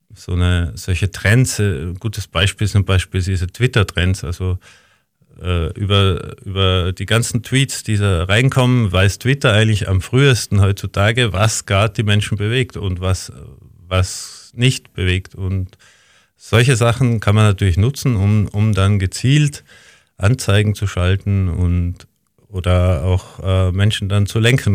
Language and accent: German; Tyrol, Austria; also born or lived in Linz, Austria; now in Vienna, Austria; in meine Heimat nach Tirol